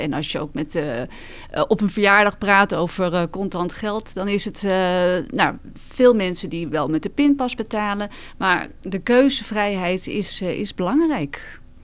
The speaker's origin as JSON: {"language": "Dutch", "country": "Netherlands"}